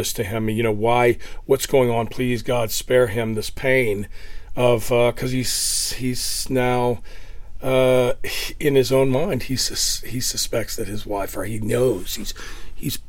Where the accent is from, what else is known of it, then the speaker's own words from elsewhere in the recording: Virginia, United States; I grew up poor kid in Virginia